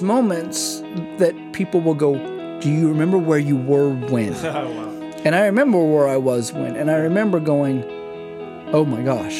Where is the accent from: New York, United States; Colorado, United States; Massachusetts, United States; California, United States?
California, United States; San Miguel; also born or lived in Riverside, California / Paso Robles, California / Humboldt, California; We moved to Paso when I was 3 and then San Miguel when I was 4. And I pretty much grew up in San Miguel from 4 to 14.